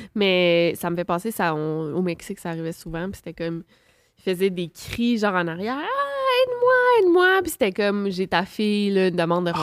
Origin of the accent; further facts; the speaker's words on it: Quebec City, Quebec, Canada; je viens de Québec, là, de la ville de Québec